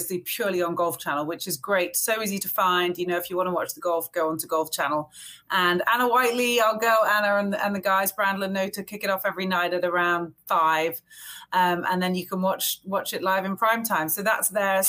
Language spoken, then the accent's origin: English; England, United Kingdom; now in Fairfield, United States; my husband and I are both English, so we live in New England now. It feels a little bit more familiar, I suppose, to the way we grew up at home